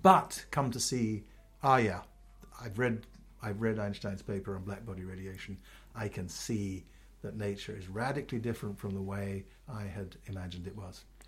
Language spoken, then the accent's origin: English; Ghana; moved away as an adult; also born or lived in London, United Kingdom; now in United States; I grew up in, in Ghana, I was born in England